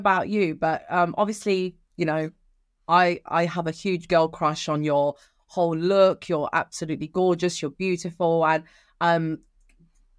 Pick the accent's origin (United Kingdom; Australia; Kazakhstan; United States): United Kingdom; England; also born or lived in Sicily, Italy; coming into the UK